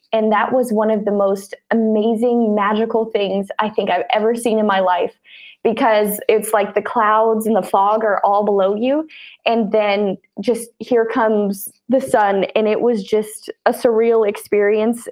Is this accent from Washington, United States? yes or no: no; Laurel, Montana, United States; I grew up in Laurel, Montana